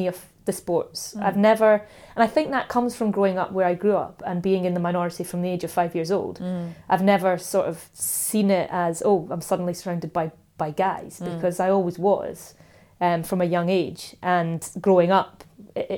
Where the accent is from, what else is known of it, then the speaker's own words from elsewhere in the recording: Dunkeld, Scotland, United Kingdom; I grew up in Dunkeld, and in my primary school class there were 27 boys and 5 girls